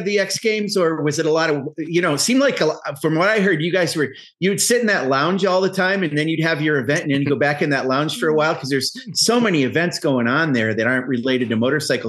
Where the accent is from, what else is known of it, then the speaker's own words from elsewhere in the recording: New York, United States; I grew up in New York, very close to Canada.